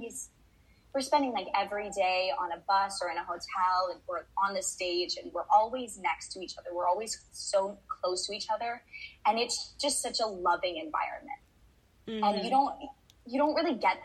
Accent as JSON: {"language": "English", "town": "Fort Lauderdale", "region": "Florida", "country": "United States", "tie": "born or raised there", "said": "I grew up in Fort Lauderdale, Florida"}